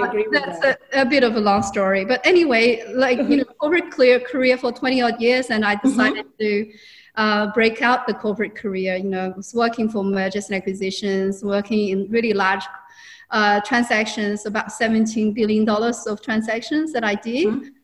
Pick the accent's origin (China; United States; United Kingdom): China; moved away as an adult; also born or lived in Hong Kong; now in Australia; I'm actually originally from China